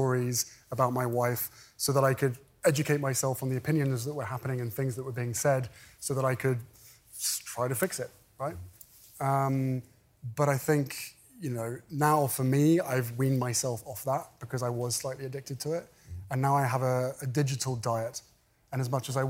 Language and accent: English; United Kingdom; moved away as an adult; now in California, United States; We fled my home country. We moved to California